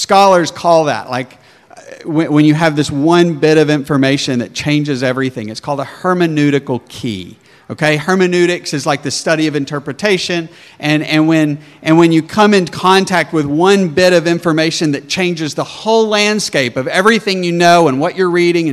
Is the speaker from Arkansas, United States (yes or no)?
yes; Arkansas, United States; accent: southern; moved away as an adult; also born or lived in Colorado; now in New Jersey, United States; I was from backwoods Arkansas, and nobody could even understand me, and everybody would ask me where I was from, because my southern accent was so thick.